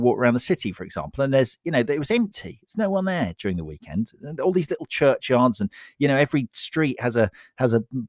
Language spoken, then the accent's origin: English; London, United Kingdom; my hometown